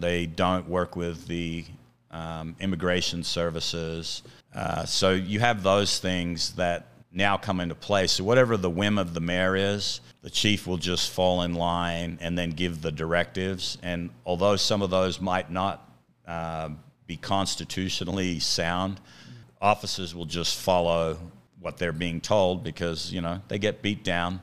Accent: Australia; moved away as an adult; now in United States; I'm originally from Australia

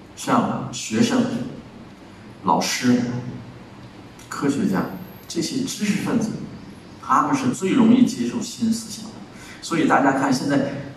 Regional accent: China; 我们中国人

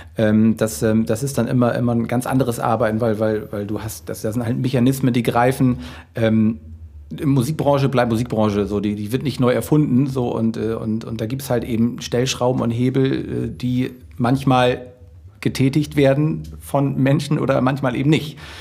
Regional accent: Hamburg, Germany; wir kommen aus Hamburg, wir wohnen, leben und äh, walten hier in Deutschland

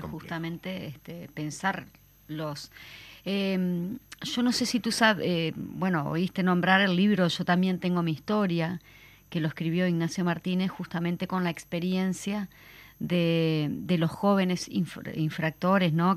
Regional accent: Uruguay; nosotros como, uruguayos

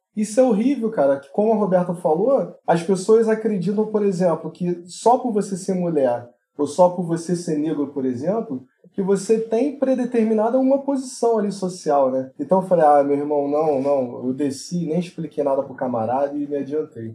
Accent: Brazil; nós somos brasileiros

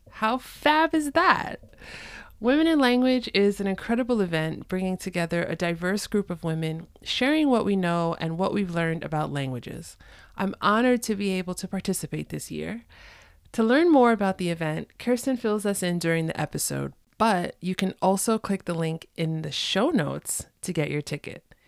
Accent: New York City, New York, United States; I grew up in New York City

